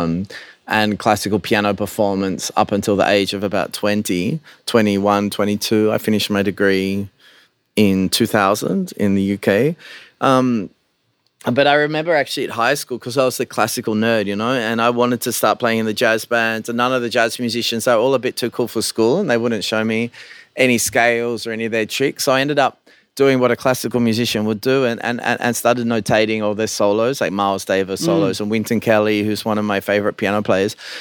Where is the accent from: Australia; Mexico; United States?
Australia; when I grew up in Australia